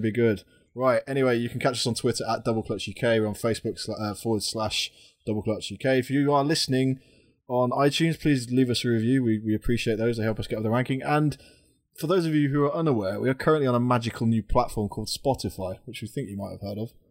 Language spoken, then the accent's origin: English; United Kingdom; we're British